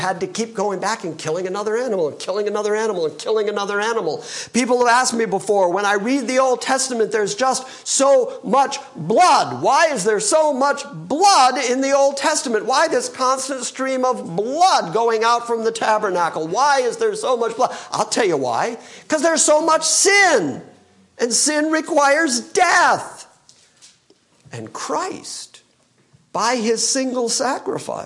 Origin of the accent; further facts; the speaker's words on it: Michigan, United States; I'm from Michigan